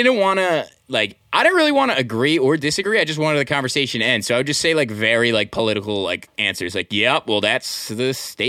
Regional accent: Manasquan, New Jersey, United States; now in Philadelphia, United States; I grew up in Manasquan. It's like, you know, 40 minutes east of here.

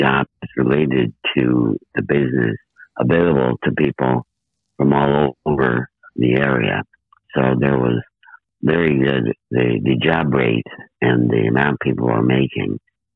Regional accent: 200 miles south of Chicago, Illinois, United States; they decided to move 200 miles south to my hometown

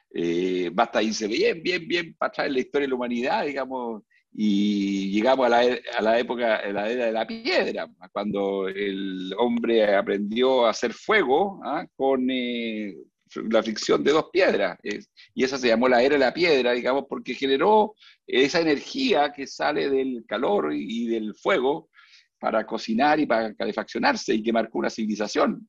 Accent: Chile; Esto no lo digo yo como chileno

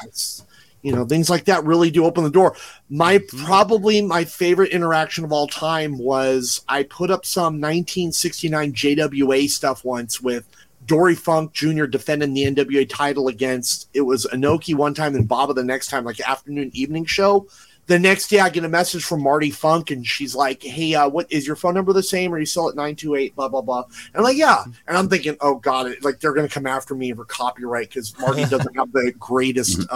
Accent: Garden Grove, California, United States; I grew up in a city called Garden Grove, California. It's right okay. next to Anaheim.

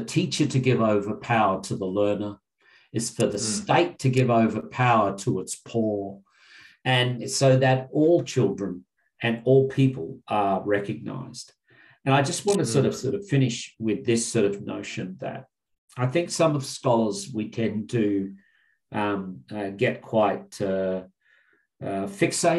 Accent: Narungga, Kaurna, Ngarrindjeri country, South Australia, Australia; I am Narungga, Kaurna, and Ngarrindjeri

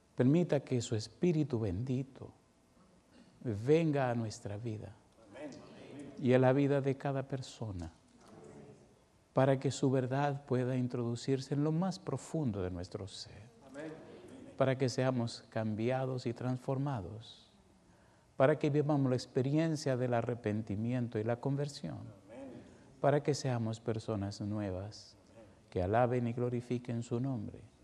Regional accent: Dominican Republic; siendo como soy, dominicano de sangre caliente

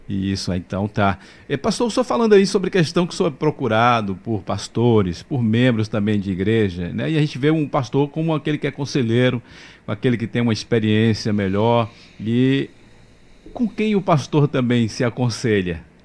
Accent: Mairi, Bahia, Brazil; eu sou de Mairi, Vaza da Roça

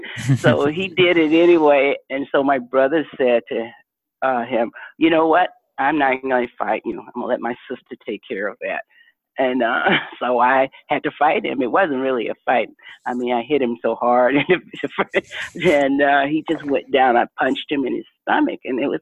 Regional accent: the South, United States; growing up in the Jim Crow South, and, you know, having to ride a school bus over an hour, and we could have walked to school, but it was a white school

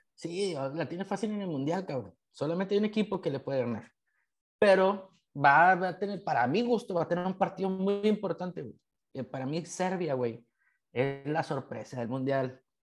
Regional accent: Mexico; como mexicanos

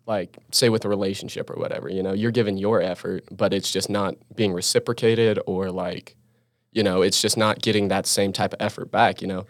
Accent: Utah, United States; it's also my home state. I feel comfortable here, you know, I know this state

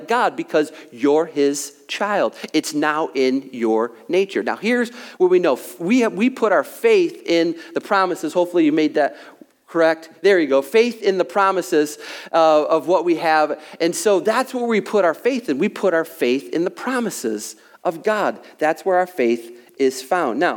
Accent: United States; by nature, I'm an American

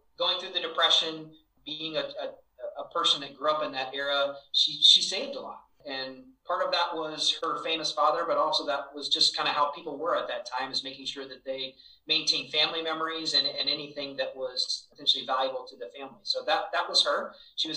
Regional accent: Virginia, United States; also born or lived in Cleveland, Ohio; When I was very young, only about 4 months old, my father moved our family to Virginia. So I was raised in Virginia

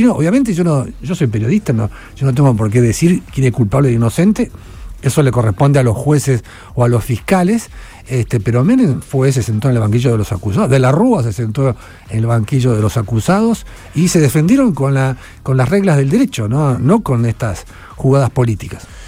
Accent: Argentina; Yo soy el periodista argentino que más premios internacionales ganó

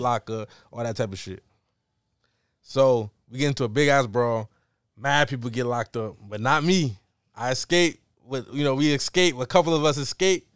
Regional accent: New York, United States; growing up in New York, we not that diverse

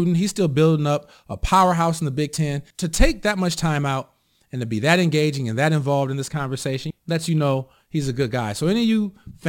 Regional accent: South Bend, Indiana, United States; I'm from South Bend

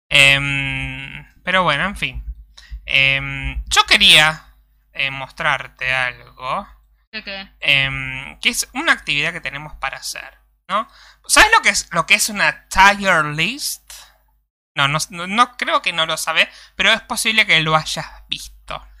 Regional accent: Venezuela; Yo soy venezolano y sé lo que pueden hacer los comunistas.

